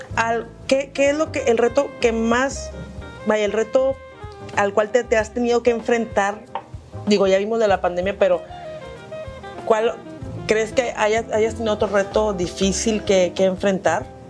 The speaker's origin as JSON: {"language": "Spanish", "town": "Monterrey", "region": "Nuevo León", "country": "Mexico", "said": "Como buena regia y como buen regio"}